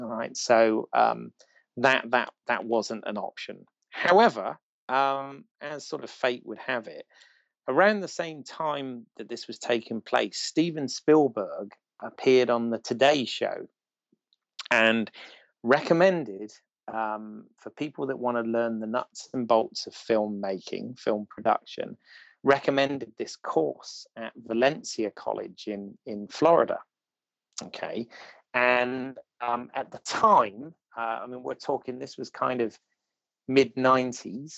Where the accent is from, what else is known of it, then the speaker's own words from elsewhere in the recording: Bournemouth, South West England, United Kingdom; I'm from Bournemouth